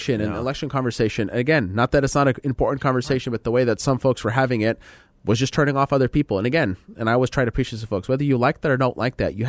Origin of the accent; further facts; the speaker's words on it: Lebanon; So if you're Middle Eastern like me, I'm from Lebanon, as we talked about